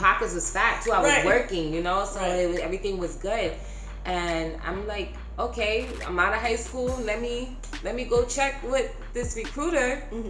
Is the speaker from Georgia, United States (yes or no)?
no; Manhattan, New York, United States; also born or lived in Bronx; I grew up in Manhattan. Then my parents moved us into the Bronx, and we pretty much stayed there for a long time. And then moved back into Manhattan.